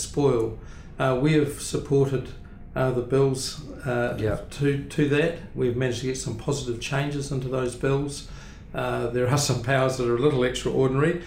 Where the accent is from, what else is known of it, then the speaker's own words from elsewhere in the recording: Blenheim, Marlborough, New Zealand; also born or lived in Clyde, Central Otago; I was born in Clyde, central Otago, but I was living in Blenheim from the age of four. So Blenheim is really home